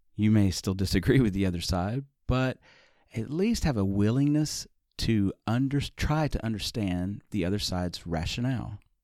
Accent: Birmingham, Alabama, United States; Growing up in the Deep South in Birmingham, Alabama

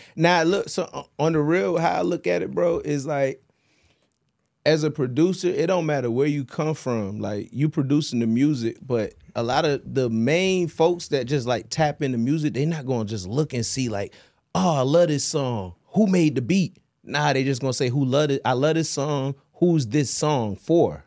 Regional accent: Virginia, United States; I'm from Virginia

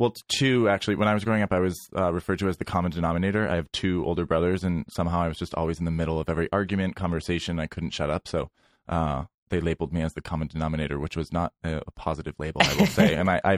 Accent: Worcester, Massachusetts, United States; now in New York City, United States; I grew up in Worcester, Massachusetts. Worcester.

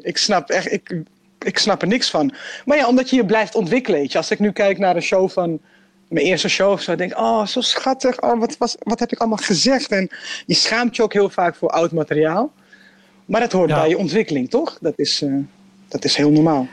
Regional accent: Amsterdam, North Holland, Netherlands; ik ben gewoon een Amsterdammer, weet je, ik ben gewoon een Nederlander.

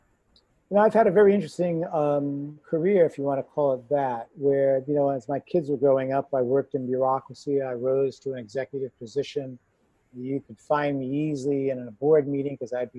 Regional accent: New York, United States; moved away as an adult; now in Toronto, Canada; growing up in New York, predominantly in a white neighborhood

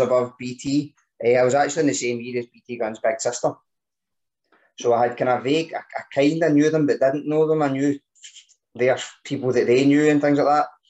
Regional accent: Scotland, United Kingdom; being Scottish

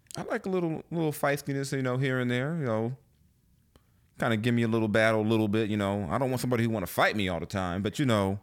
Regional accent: Long Beach, California, United States; I'm from Long Beach.

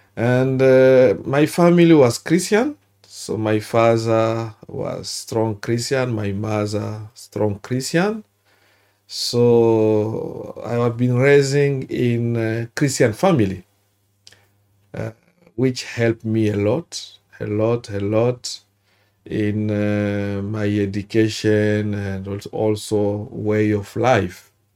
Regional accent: Bukavu, South Kivu, DR Congo; English is a second language; moved away as an adult; also born or lived in Luvungi, South Kivu; now in Australia; I'm from Democratic Republic of Congo

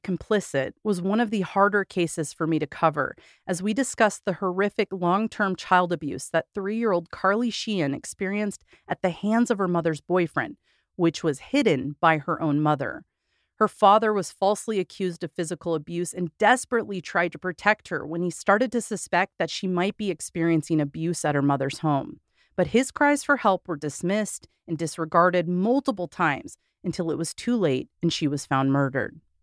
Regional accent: Corvallis, Oregon, United States; moved away as an adult; I was born and raised in Corvallis, Oregon

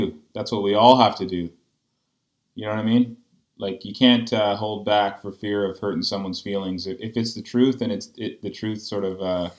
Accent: Canada; In fact, I'm quite proud to be Canadian.

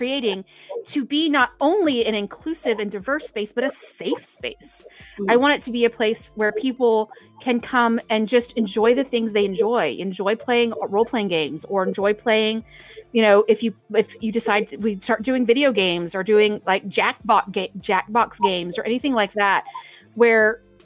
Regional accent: East Texas, United States; accent: country; I'm originally from East Texas

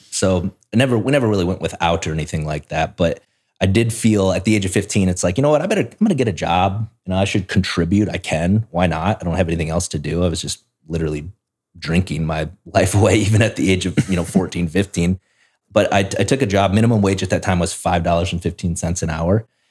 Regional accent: South Dakota, United States; moved away; I grew up in South Dakota, which is a state

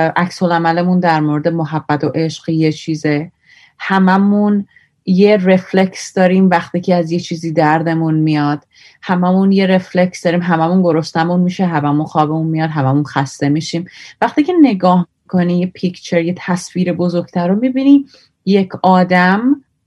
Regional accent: Iran; moved away; also born or lived in India; ایرانی هستم

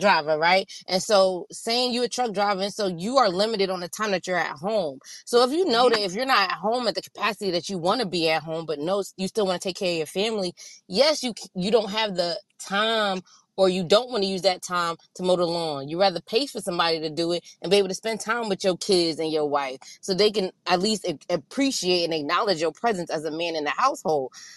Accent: East Coast, United States; I grew up on the East Coast

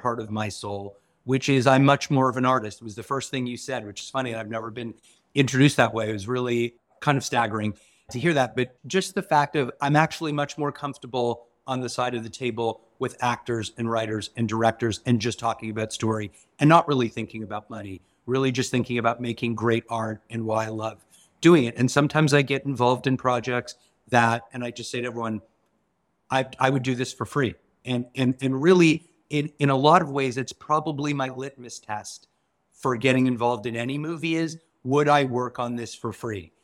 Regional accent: Canada; as a Canadian who comes from a very different system

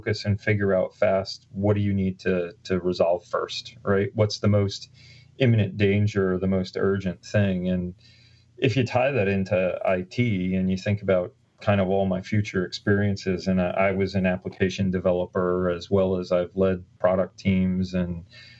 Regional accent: Long Island, New York, United States; moved away as an adult; also born or lived in New Jersey / Connecticut / Pennsylvania / Southern California; I'm actually from Long Island originally, and I just moved back here last year after being off the island for 30 years.

